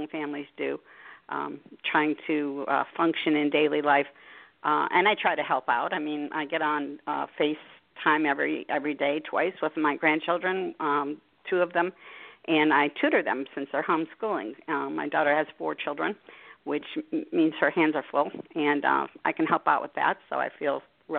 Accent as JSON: {"language": "English", "town": "Harrisburg", "region": "Pennsylvania", "country": "United States", "said": "I am from Harrisburg, Pennsylvania"}